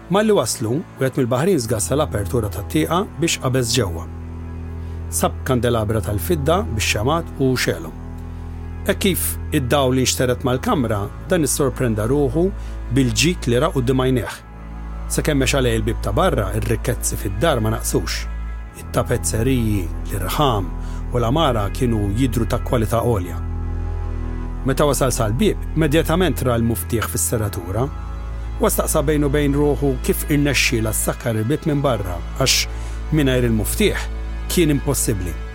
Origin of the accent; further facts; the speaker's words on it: Malta; jekk aħna Maltin lestix biex nemnu kollox malajr